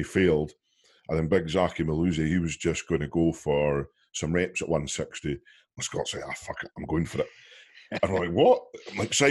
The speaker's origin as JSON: {"language": "English", "region": "Scotland", "country": "United Kingdom", "said": "we're from Scotland"}